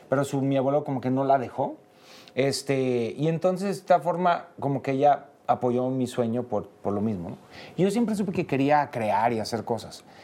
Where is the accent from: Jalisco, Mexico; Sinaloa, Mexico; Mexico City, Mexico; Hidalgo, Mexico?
Jalisco, Mexico; Tepatitlán de Morelos; Pues mira, yo nací en Tepatitlán de Morelos, Jalisco. {S255} {S3} No, o sea, yo soy de Tepatitlán.